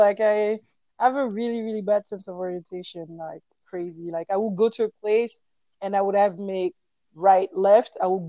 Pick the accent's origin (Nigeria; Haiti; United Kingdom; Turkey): Haiti; starting with the Haitian, because I'm from Haiti. So the Afro-Haitian dance, you know, the cultural dances from Haiti.